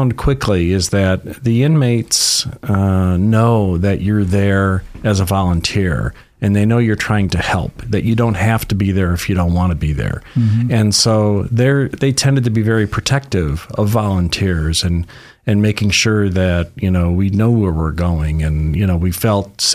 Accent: Detroit, Michigan, United States; moved away as an adult; also born or lived in Los Angeles / San Francisco; now in Sacramento, United States; I'm originally from Detroit area and lived in Michigan for about the first 25 years of my life.

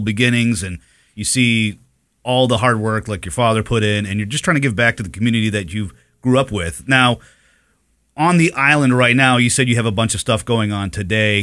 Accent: New Hampshire, United States; moved away; I grew up in New Hampshire, so I grew up watching the Patriots back in the Bledsoe days

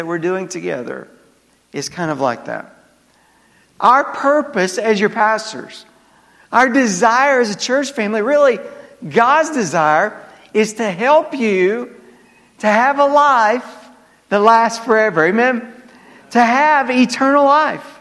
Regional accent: the South, United States; accent: southern; my southern accent

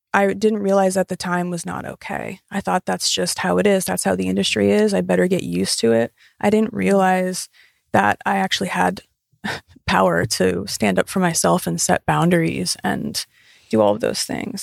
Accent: Pennsylvania, United States; moved away; move back to Pennsylvania to my hometown

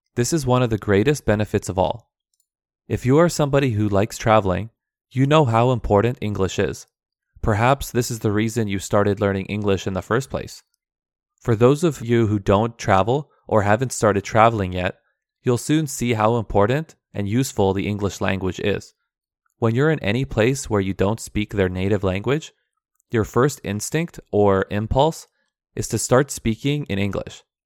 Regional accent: Vancouver, British Columbia, Canada; first language Aramaic; English is a second language; also born or lived in Turkey; I was born in Turkey, but my family came to Canada when I was two years old.

